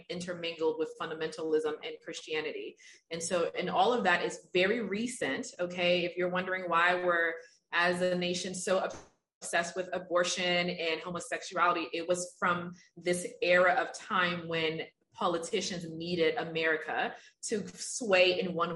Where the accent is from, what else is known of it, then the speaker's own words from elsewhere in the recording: Liberia; moved away; I'm originally from Africa. I'm from Liberia, West Africa